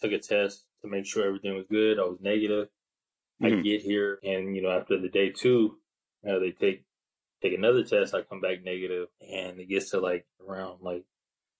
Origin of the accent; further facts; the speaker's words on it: Seaside, California, United States; moved away as an adult; now in Brisbane, Australia; from Seaside, California